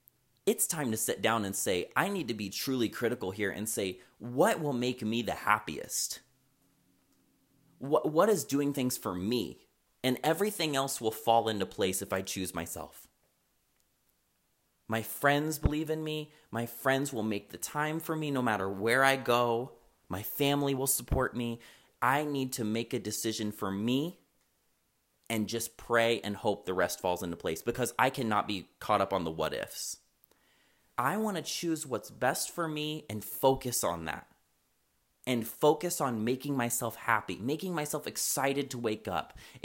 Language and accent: English; Chicago, Illinois, United States; I'm from Chicago. I lived there for fucking 4 years. I miss that shit.